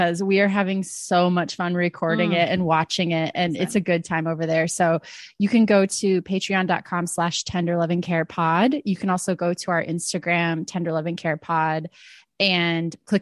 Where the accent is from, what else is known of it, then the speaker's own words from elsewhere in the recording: United States; I'm the dumb American